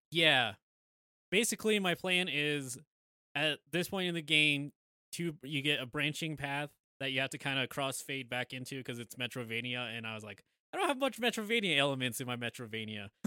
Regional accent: United States; we're American

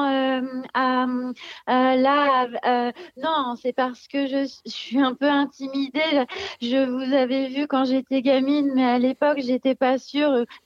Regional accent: Lyon, Auvergne-Rhône-Alpes, France; je viens de Lyon, enfin pas tout à fait.

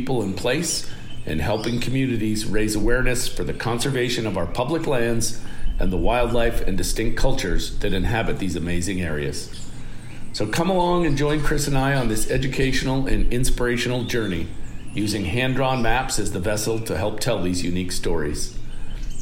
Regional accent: Toronto, Ontario, Canada; now in Missoula, United States; When we were young kids growing up in Toronto

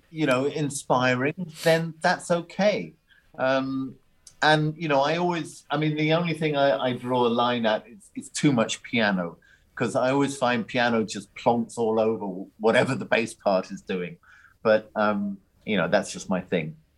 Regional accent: Ireland; Growing up in Ireland, it's very much a, a drink culture.

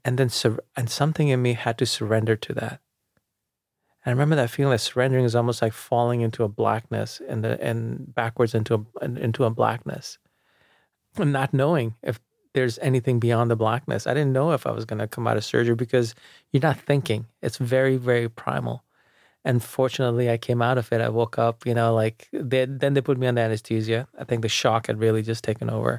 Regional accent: New York City, New York, United States; also born or lived in India; I grew up outside of the city in Jamaica, Queens

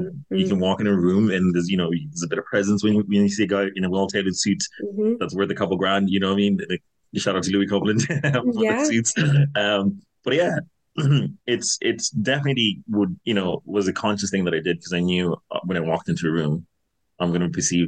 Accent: Castleknock, County Dublin, Ireland; So yeah, so I grew up in Castleknock, like, and like, I was supposed to go to private school here.

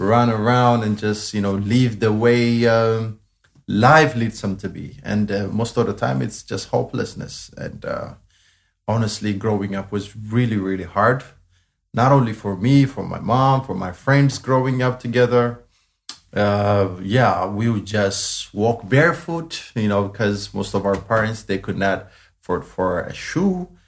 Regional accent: Addis Ababa, Ethiopia; Yeah, so I was born in Addis Ababa, but I was born in the biggest slum area in Addis. Um, it's it's it's called Gotera. That's the specific place that I was born in. Uh, yeah, growing up was really, really hard.

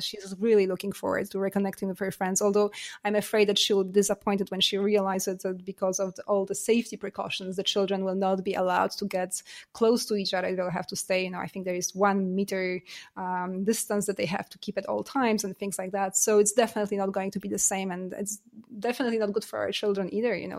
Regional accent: Poland; also born or lived in United States / Canada / Singapore / Germany; now in France; I was born in Poland. I lived in U S, in Canada. I'm Canadian as well. And, uh, I've lived in Singapore and Germany and now France.

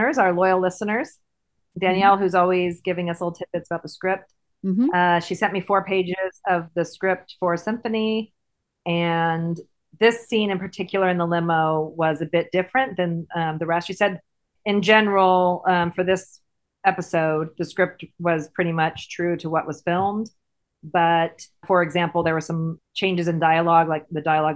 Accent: United States; accent: American; with my American accent

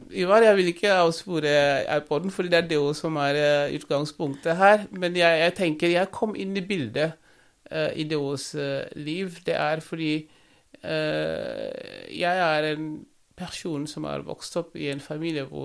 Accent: Saint-Louis, Senegal; now in Norway; Uh, jeg er opprinnelig fra St. Louis, uh -huh. en by oppe i nord.

